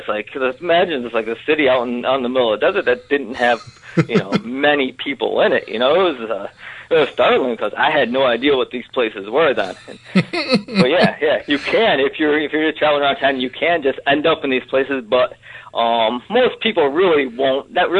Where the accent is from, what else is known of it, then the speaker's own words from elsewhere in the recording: Rochester, New York, United States; now in China; I grew up in the Great Lakes region of the USA, outside of Rochester, New York, which when I was, like, really young, was, like, this big, like, factory epicenter of the world, right?